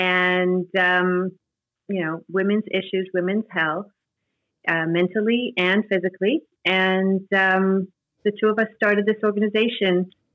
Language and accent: English; Monsey, New York, United States; I grew up in Muncie, New York.